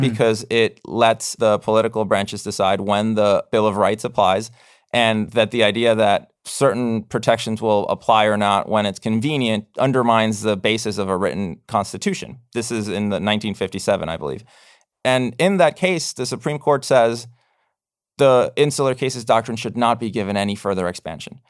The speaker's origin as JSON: {"language": "English", "country": "Puerto Rico", "tie": "born or raised there", "moved": "yes", "said": "I'm a U S citizen. I was born in Puerto Rico."}